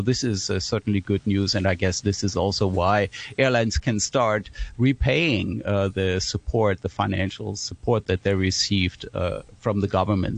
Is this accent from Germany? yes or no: yes; Germany; moved away as an adult; now in Hong Kong; I'm coming originally from Germany, and I'm in Hong Kong now since 2015